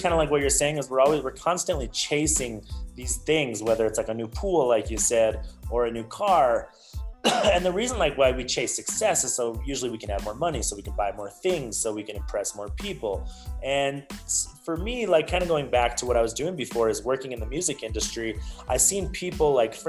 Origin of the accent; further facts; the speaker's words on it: Canada; I was born in Canada, and like we lived at a certain part of my age, we lived with my grandmother in the basement, right?